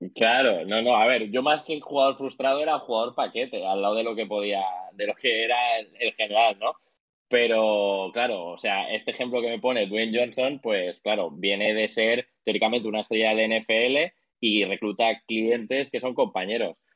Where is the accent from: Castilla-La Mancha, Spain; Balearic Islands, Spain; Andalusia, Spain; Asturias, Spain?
Balearic Islands, Spain; Mallorca; yo soy de Mallorca, que al final es una isla pequeñita